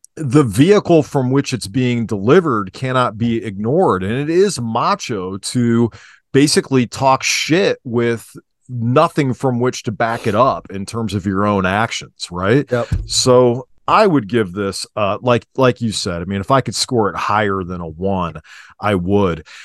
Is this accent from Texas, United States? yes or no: no; Cuyahoga Falls, Ohio, United States; also born or lived in Akron, Ohio; I grew up in Cauga Falls too